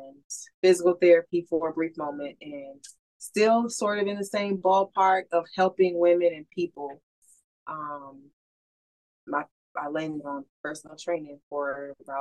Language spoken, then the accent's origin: English; Florida, United States; I grew up here in Florida